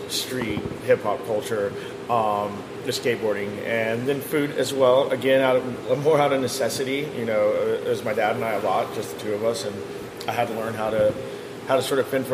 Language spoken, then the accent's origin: English; McAllen, Texas, United States; also born or lived in Houston, Texas / Chicago; now in Austin, United States; So I grew up in the Valley. Till I was about fourth grade, ended up coming to Austin with my dad